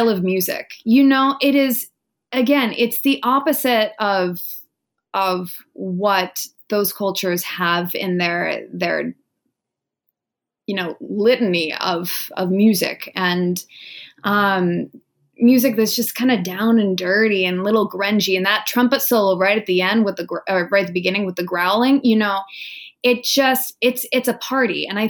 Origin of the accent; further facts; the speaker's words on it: Wenatchee, Washington, United States; moved away as an adult; now in New York City, United States; I'm from a tiny little orchard town that's in the center of Washington State. It's called Wenatchee